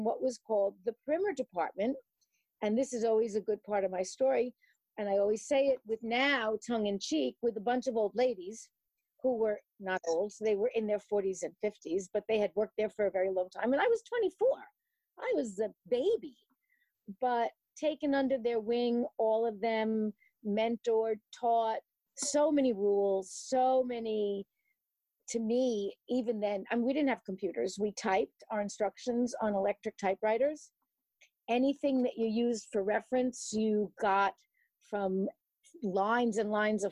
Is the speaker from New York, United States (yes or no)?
yes; New York City, New York, United States; moved away as an adult; now in Hackensack, United States; I live in the United States in Hackensack, New Jersey, and I grew up in New York City